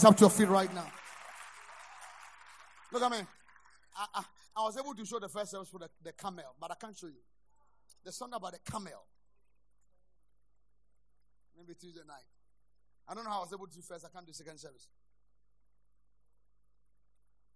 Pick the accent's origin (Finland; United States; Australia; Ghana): Ghana; I'm a Ghanaian.